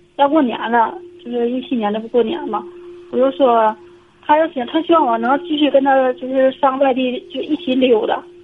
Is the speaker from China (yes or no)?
yes; Liaoning, China; 我是辽宁的